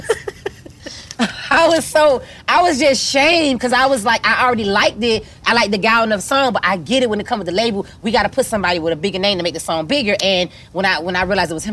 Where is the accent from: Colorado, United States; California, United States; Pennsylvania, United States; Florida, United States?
Florida, United States; Miami; We come from Miami, the home of the strip clubs.